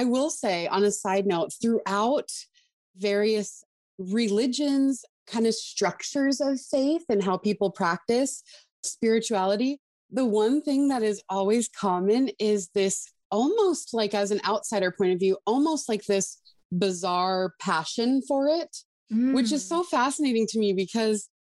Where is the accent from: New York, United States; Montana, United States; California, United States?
Montana, United States; I am born and raised in Montana, a very, very rural area